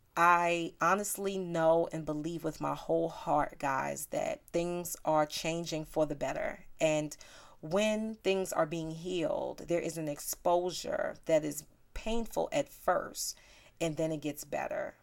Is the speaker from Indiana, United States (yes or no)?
no; New York City, New York, United States; I am from South Bronx, New York, and I grew up in what I believe is a melting pot